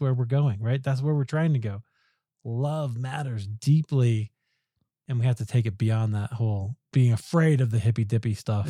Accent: United States; as American evangelicals

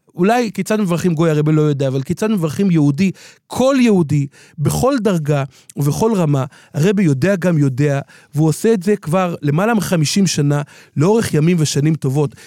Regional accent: Jerusalem, Jerusalem District, Israel; בירושלים, כשהיינו ילדים, רחוב בר אילן

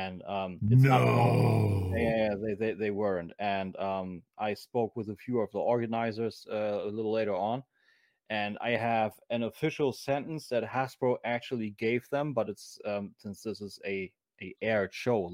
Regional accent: Germany; accent: German; English is a second language; my snotty German accent

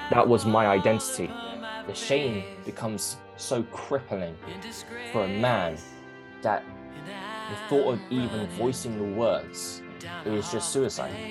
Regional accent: London, United Kingdom; So, I born and raised in London. I grew up being an actor.

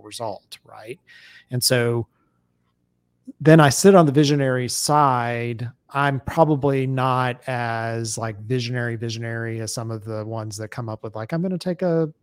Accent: Atlanta, Georgia, United States; I'm from Atlanta

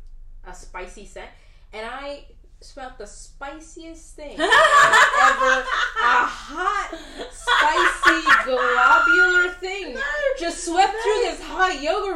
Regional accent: United Kingdom; we're also British

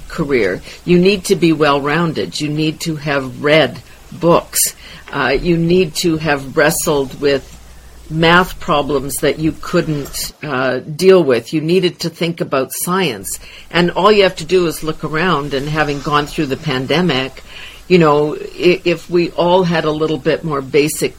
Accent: Wadena, Saskatchewan, Canada; born and raised in Wadena, Saskatchewan

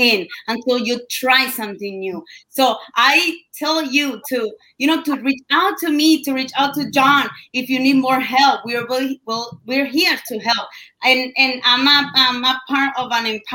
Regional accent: Colombia; English is a second language; moved away; I came all the way from Colombia

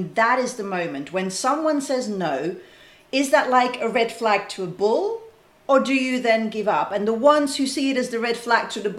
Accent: Netherlands; I'm from the Netherlands

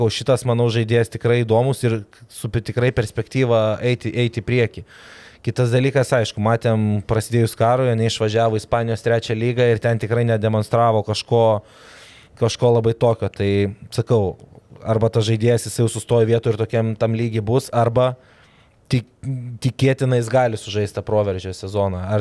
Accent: Kaunas, Kaunas County, Lithuania; aš tiek jis esam iš Kauno

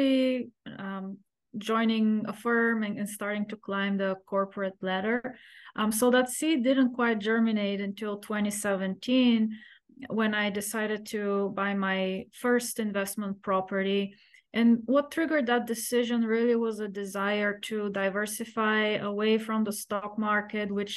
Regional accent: Bulgaria; moved away as an adult; now in United States; So I grew up in Eastern Europe behind the Iron Curtain

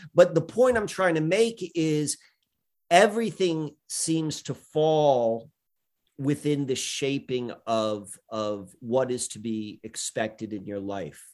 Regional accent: Columbia, Maryland, United States; growing up in Columbia, Maryland in the beginning

